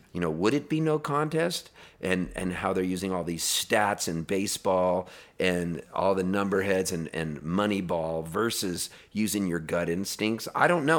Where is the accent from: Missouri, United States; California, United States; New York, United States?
California, United States; Pasadena; also born or lived in Canada; we moved from Canada when I was a little kid to Southern California, and we were Dodger fans 'cause we lived in Pasadena